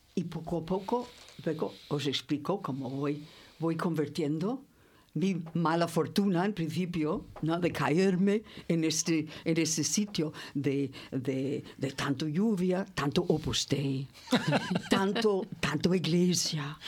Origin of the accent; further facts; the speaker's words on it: California, United States; also born or lived in Santander / Torre del Mar; now in Spain; soy californiana